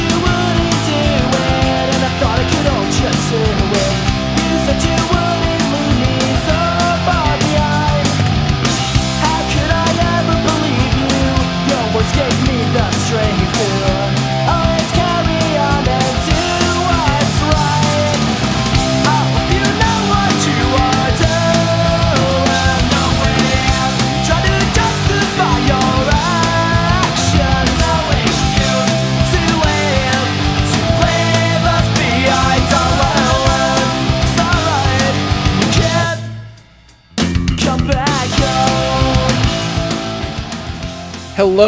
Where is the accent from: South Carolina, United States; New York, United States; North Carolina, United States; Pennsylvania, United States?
New York, United States; Sable; out of Sable, New York, my hometown